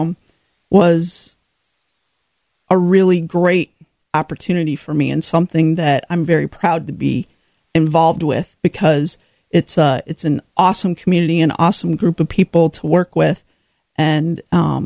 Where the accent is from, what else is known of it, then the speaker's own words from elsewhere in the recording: Rockford, Illinois, United States; was born and raised in Rockford, so my heart is here